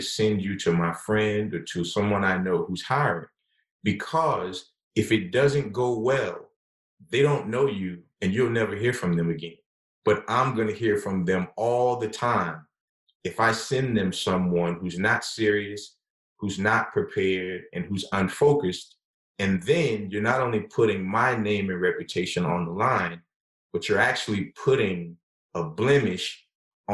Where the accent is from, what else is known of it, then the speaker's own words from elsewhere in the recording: the South, United States; perhaps as a Southerner, perhaps being raised in a certain kind of way